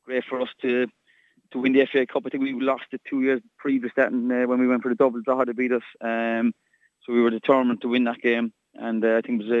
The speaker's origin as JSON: {"language": "English", "town": "Cork", "region": "Munster", "country": "Ireland", "said": "we're from Cork"}